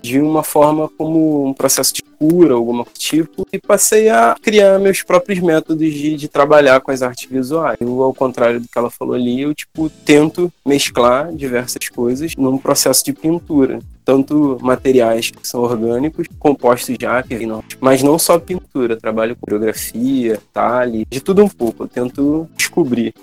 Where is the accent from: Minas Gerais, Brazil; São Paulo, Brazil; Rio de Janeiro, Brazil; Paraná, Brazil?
Rio de Janeiro, Brazil; Mesquita; eu venho de uma comunidade da Baixada Fluminense, que é a Chatuba de Mesquita